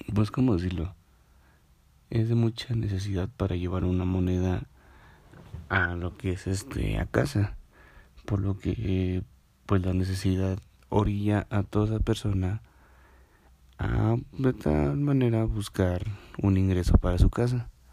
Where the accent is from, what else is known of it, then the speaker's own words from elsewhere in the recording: Mexico; somos nosotros los mexicanos